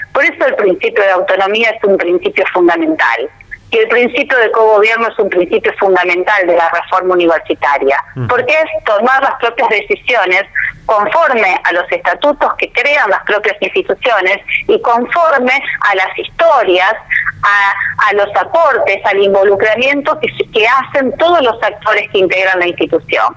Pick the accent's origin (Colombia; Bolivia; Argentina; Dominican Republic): Argentina; hemos vivido nosotros como argentinos y como argentinas